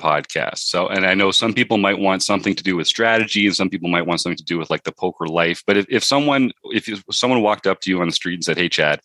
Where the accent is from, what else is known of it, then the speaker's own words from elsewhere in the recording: Canada; Canadians like you and me.